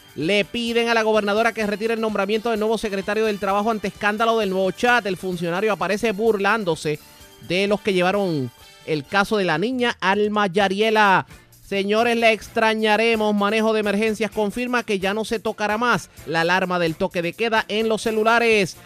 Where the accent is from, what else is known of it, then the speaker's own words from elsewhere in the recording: Puerto Rico; como puertorriqueños